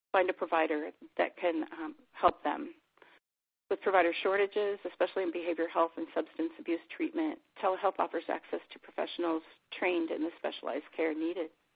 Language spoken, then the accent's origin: English; Montana, United States; Where I grew up in Montana